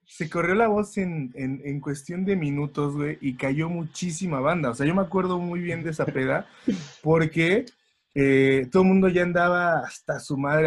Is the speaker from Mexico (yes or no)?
yes; Mexico; uno siempre como buen mexicano